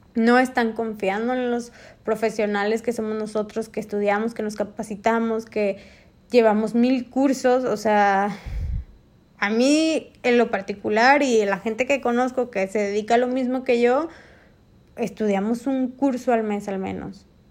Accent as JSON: {"language": "Spanish", "country": "Mexico", "said": "en México nosotros, los mexicanos, y me incluyo"}